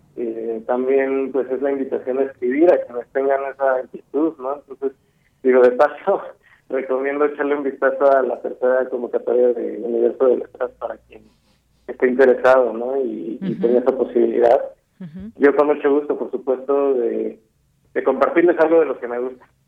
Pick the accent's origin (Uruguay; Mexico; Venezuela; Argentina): Mexico; Ecatepec, State of Mexico; yo soy de Ecatepec, eh, mi banda también